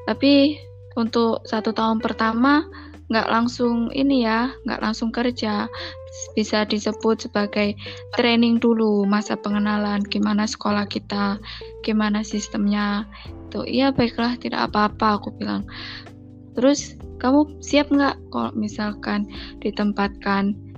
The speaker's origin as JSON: {"language": "Indonesian", "town": "Gresik", "region": "East Java", "country": "Indonesia", "said": "Oh iya, asal asalnya dari Gresik, Jawa Timur yang memiliki plat nomor yang sama dengan daerahnya Tita nih, yaitu W."}